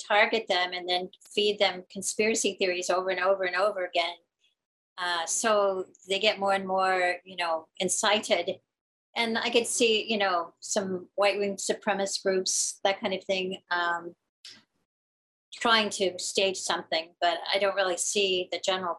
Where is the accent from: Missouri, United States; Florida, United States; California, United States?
Missouri, United States; growing up in Missouri